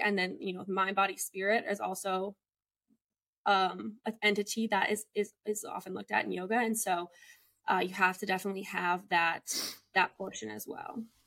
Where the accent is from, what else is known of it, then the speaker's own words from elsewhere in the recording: Chicago, Illinois, United States; moved away as an adult; also born or lived in Montana / Texas; now in Los Angeles, United States; I'm from Chicago, Illinois.